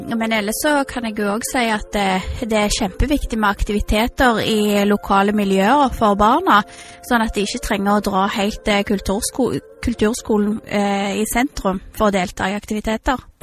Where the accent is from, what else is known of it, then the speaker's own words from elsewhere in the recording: Stavanger, Rogaland, Norway; also born or lived in Canada; Jeg vil si at jeg er en siddis. Jeg har gått på barneskole, ungdomsskole og videregående skole på Madla